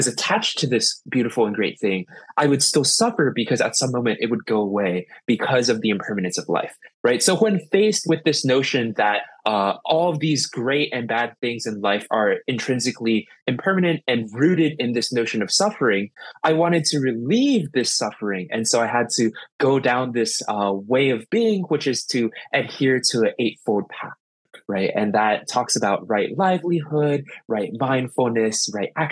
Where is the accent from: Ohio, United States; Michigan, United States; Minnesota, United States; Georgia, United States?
Ohio, United States; Columbus; now in New York City, United States; I grew up in Columbus, Ohio. I was born and raised out of there.